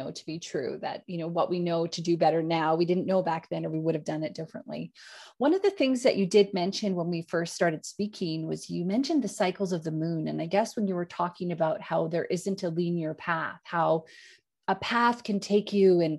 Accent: Canada; moved away; I'm Canadian

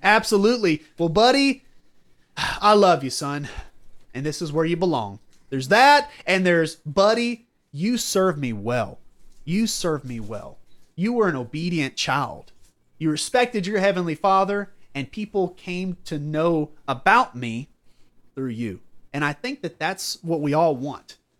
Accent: Southern United States, United States; I'm a Southerner

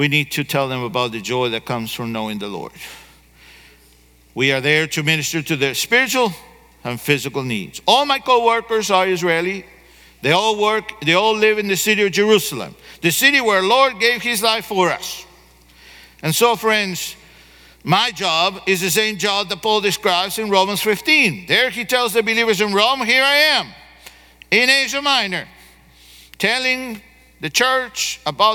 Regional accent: Argentina; moved away; I grew up in Argentina

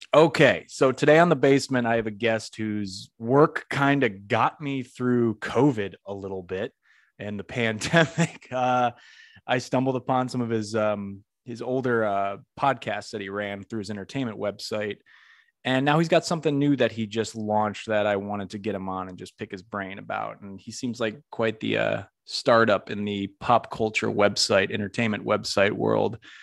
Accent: Northeast, United States; moved away as an adult; now in Florida, United States; I'm from the Northeast

